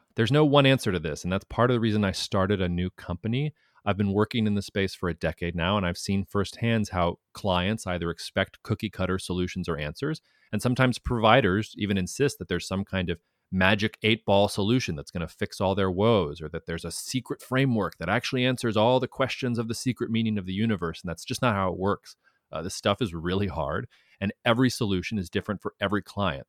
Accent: United States; as an American

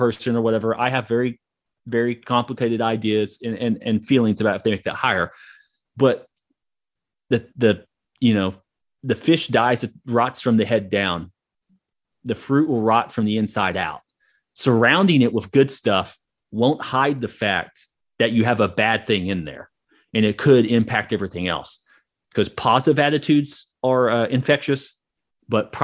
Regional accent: Hugo, Oklahoma, United States; I grew up in Hugo, Oklahoma

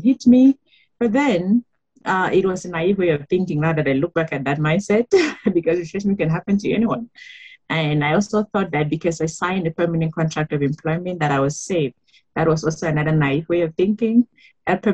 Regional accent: Cameroon; moved away as an adult; now in South Africa; I am from Cameroon. I have been in South Africa for 14 years now

